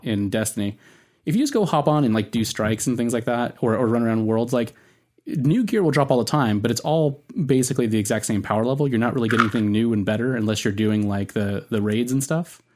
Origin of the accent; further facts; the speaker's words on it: Southern California, United States; accent: Southern California; my Southern California accent.